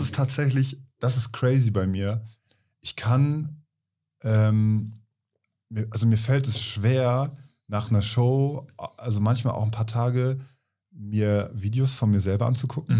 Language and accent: German; Kiel, Schleswig-Holstein, Germany; in Kiel, in meiner Heimatstadt